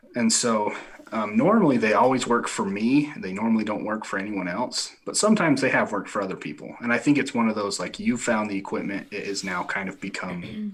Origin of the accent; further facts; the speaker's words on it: Millard County, Utah, United States; we have the largest county in Utah. It's Millard County. There's ten thousand people in the entire county, and there's like two thousand three hundred in my my hometown